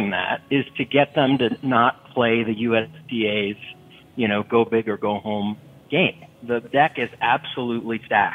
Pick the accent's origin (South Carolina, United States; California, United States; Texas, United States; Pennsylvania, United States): Texas, United States; Austin; my hometown here in Austin, Texas